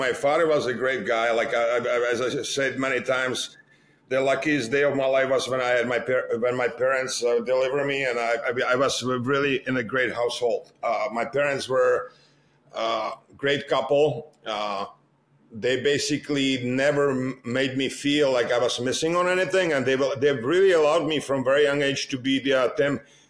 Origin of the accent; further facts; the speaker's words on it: Litvínov, Ústí nad Labem Region, Czechia; also born or lived in Most; I was born in Most, right? Because Litvinov was about 10 miles away from Most, and everybody who was living in Litvinov was born in Most